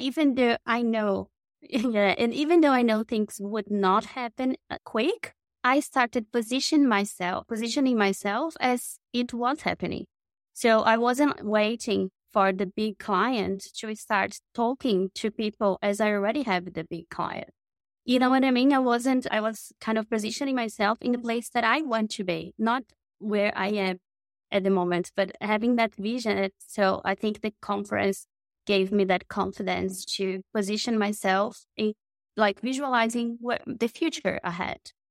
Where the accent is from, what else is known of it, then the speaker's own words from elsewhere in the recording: Brazil; moved away as an adult; I am from Brazil. So I was born in South America